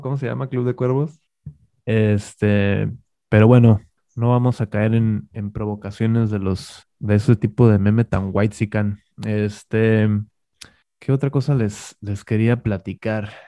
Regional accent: northern Mexico, Mexico; somos, muy, somos muy norteños

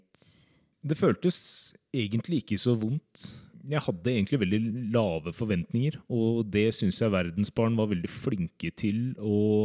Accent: Drammen, Buskerud, Norway; also born or lived in Seoul, South Korea; så er jeg fra Drammen.

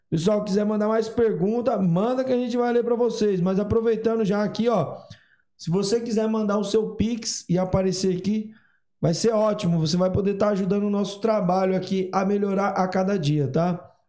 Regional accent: Ceará, Brazil; Como eu, sou do Ceará

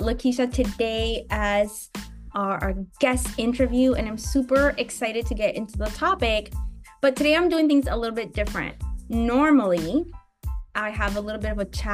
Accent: Buffalo, New York, United States; now in Los Angeles, United States; I grew up partly in Buffalo

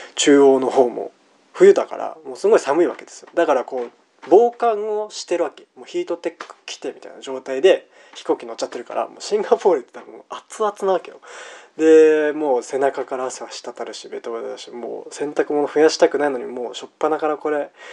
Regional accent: Japan; 僕は日本から来たんだよ

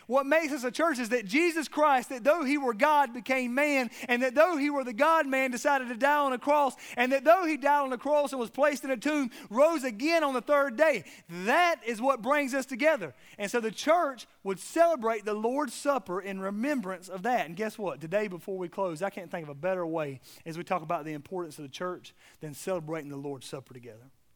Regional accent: South Georgia, United States; I'm from South Georgia

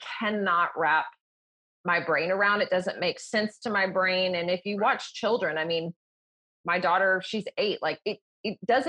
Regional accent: the South, United States; being in the South and growing up here

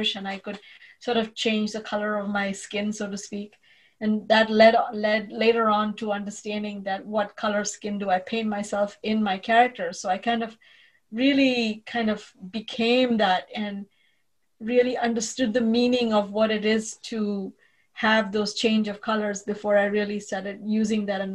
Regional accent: India; now in United States; I was raised a Jew in India

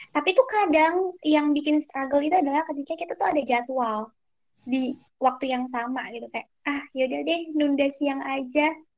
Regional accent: Jakarta, Indonesia; moved away as an adult; now in Jambi, Indonesia; aku dari Jakarta Timur

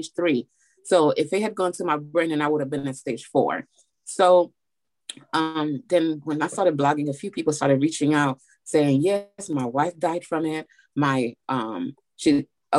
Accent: Miami, Florida, United States; moved away as an adult; now in Nashville, United States; currently I'm living in Nashville, Tennessee, but I grew up in Florida and Miami. I'm from Miami

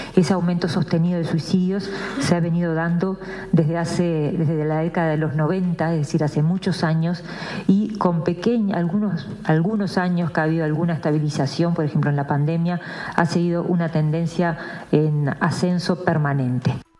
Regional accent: Uruguay

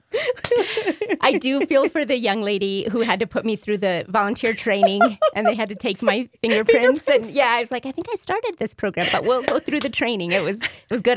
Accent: New Mexico, United States; moved away as an adult; I'm from New Mexico, so when I came home

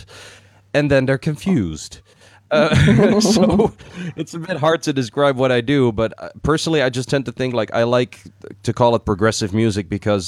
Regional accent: Netherlands; I'm from the Netherlands

